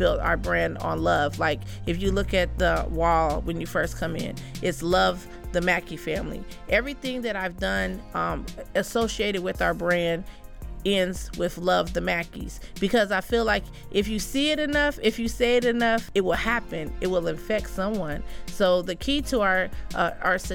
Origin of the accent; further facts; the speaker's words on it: Colorado, United States; also born or lived in Virginia; now in Fleming Island, United States; I'm from Colorado